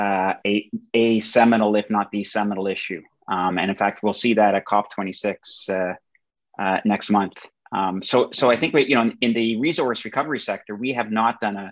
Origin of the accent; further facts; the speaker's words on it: Canada; my home country of Canada